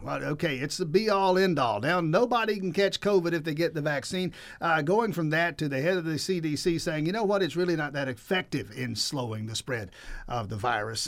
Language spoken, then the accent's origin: English; Cairo, Grady County, Southwest Georgia, United States; I'm from South Georgia, Southwest Georgia, over there in K Rogue, Grady County